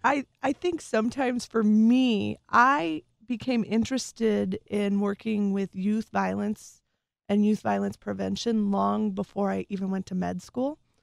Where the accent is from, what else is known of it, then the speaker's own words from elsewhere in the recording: Las Vegas, Nevada, United States; moved away as an adult; I grew up there from, I was a military child, uh, we moved there when I was five, and I lived there till I went off to college